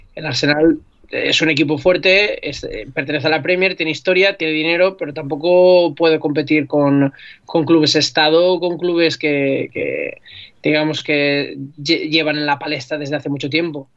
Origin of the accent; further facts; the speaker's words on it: Alzira, Valencian Community, Spain; las fallas en mi pueblo, que yo soy de Alcira